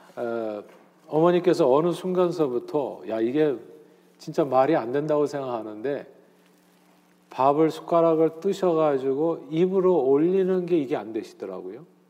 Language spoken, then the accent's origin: Korean; Seoul, South Korea; now in New Jersey, United States; 저는 서울 태생입니다. 태어나서 쭉 서울에서만 살았어요.